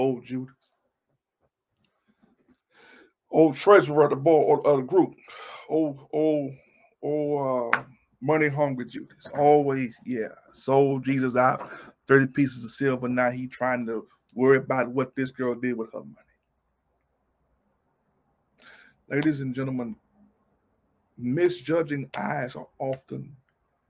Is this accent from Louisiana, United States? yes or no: yes; Louisiana, United States; I'm from Louisiana